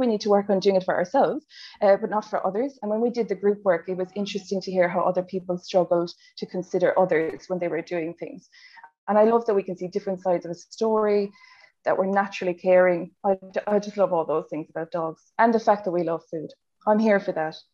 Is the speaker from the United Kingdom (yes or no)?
no; Ireland; accent: Irish; moved away as an adult; now in Australia; if you haven't picked up from the accent, I'm Irish from Ireland, and I moved to Australia, I think seven or eight years ago now.